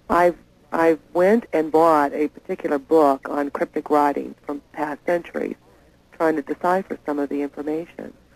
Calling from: Oklahoma City, Oklahoma, United States; I'm calling from Oklahoma City

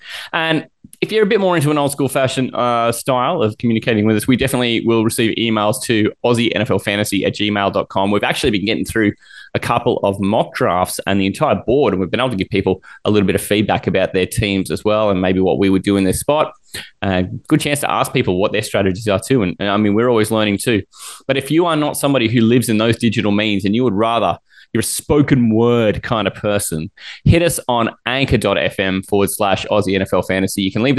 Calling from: Canberra, Australian Capital Territory, Australia; Manjot and I, we're dialing in from Canberra, which is traditionally Ngunnawal and Ngambri land.

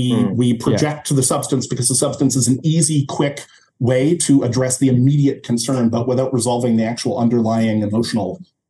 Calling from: Canada; I mean, I'm speaking from Canada, so.

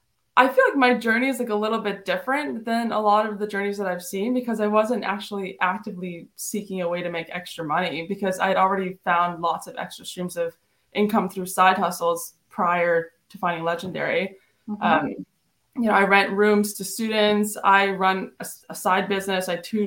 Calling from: New Brunswick, Canada; I'm calling from New Brunswick, Canada.

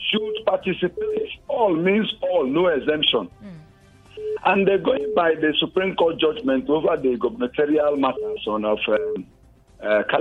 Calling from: Jos, Plateau, Nigeria; I'm calling you from Jos.

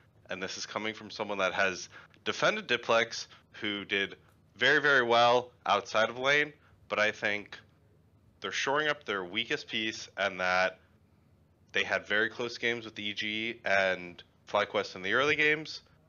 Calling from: Houston, Texas, United States; Houston, Texas.

